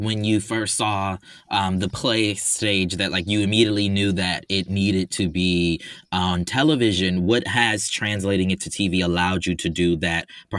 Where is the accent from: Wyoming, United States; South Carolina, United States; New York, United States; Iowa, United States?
South Carolina, United States; Charleston; moved away; also born or lived in Atlanta, Georgia; I'm from Charleston, South Carolina, but I came of age. I went to school in Atlanta.